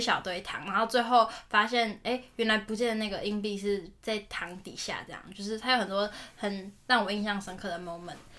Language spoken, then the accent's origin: Chinese; Taiwan; 我们台湾人